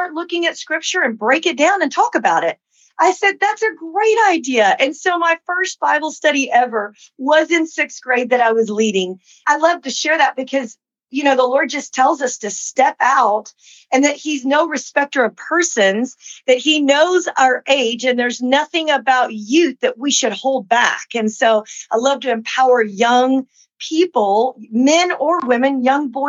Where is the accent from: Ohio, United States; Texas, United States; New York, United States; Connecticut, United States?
Texas, United States; Lubbock; also born or lived in New Mexico; now in Dallas, United States; I grew up in Lubbock, Texas, West Texas